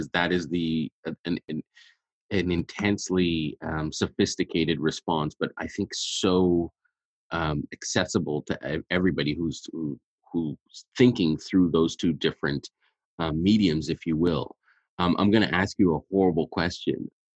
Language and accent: English; Montreal, Quebec, Canada; also born or lived in Ethiopia; I was born in Ethiopia, and so when I moved to Montreal, I was really, really young